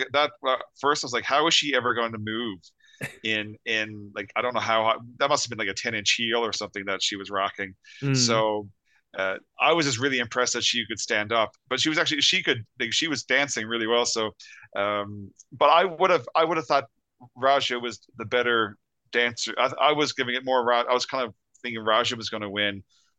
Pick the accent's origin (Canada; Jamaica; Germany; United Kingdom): Canada; Being Canadian, because that's an anthem. You know, anyone of our like of this generation would know that song.